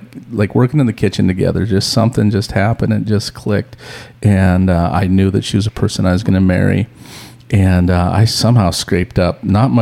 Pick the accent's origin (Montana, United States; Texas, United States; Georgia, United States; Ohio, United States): Montana, United States; Missoula; I'm originally from Missoula, Montana